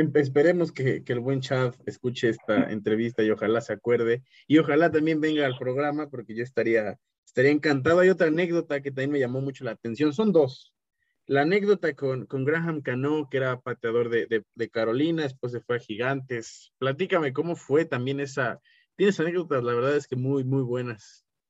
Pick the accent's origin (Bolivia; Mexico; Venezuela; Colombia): Mexico; soy un mexicano podcaster como tú